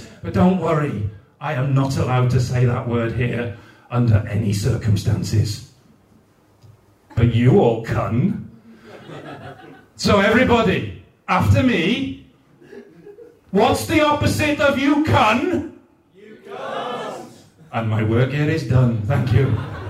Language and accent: English; Newport, Wales, United Kingdom; I'm from Newport in South Wales, and I don't sound like I'm from Newport in South Wales, because, as I said, I'm a bit posh.